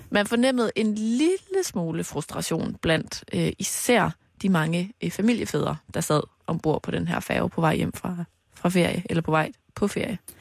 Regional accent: Mols, Central Denmark Region, Denmark; now in Copenhagen, Denmark; fra Mols, hvor jeg har været hele weekenden. Min hjemstavn.

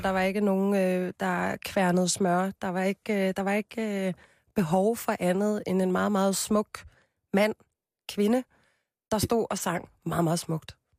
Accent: Copenhagen, Capital Region of Denmark, Denmark; jeg er fra Christianshavn. Født og opvokset

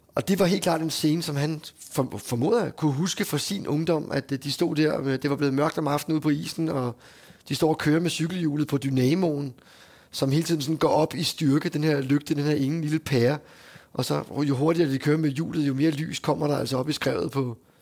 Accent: Hundested, Capital Region of Denmark, Denmark; moved away; also born or lived in Frederiksværk; vi er fra Hundested fra Frederiksværk

